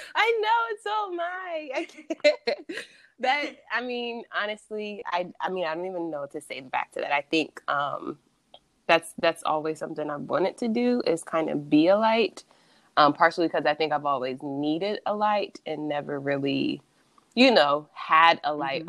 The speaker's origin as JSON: {"language": "English", "town": "Columbus", "region": "Ohio", "country": "United States", "also_born_or_lived": "Hawaii", "moved": "as an adult", "said": "I am from Columbus, Ohio"}